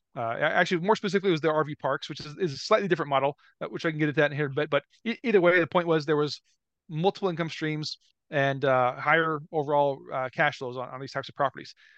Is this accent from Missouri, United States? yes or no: no; Omaha, Nebraska, United States; I grew up around Omaha, Nebraska.